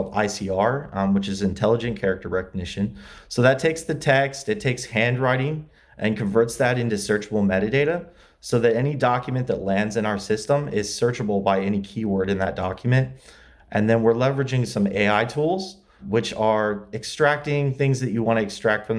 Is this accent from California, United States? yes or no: no; LaGrange, Indiana, United States; moved away as an adult; also born or lived in Muncie, Indiana; now in Los Angeles, United States; I grew up in Indiana, LaGrange, Indiana. It's near South Bend.